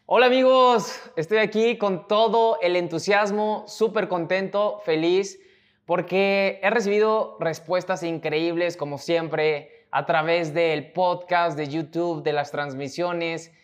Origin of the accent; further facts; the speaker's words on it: Mexico; mexicano, emprendedor y empresario